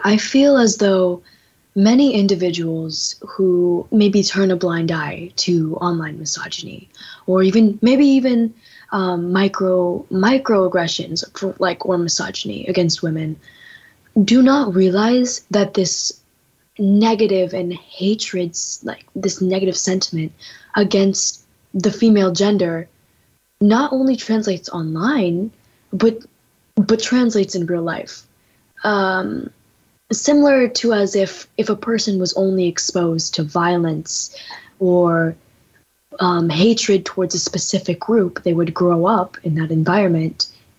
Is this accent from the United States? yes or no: no; India; Yeah, as we're both Indian women.